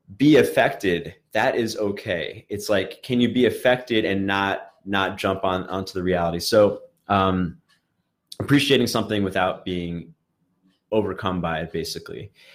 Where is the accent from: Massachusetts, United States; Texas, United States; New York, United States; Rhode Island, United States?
New York, United States; New York City; I grew up in in Brooklyn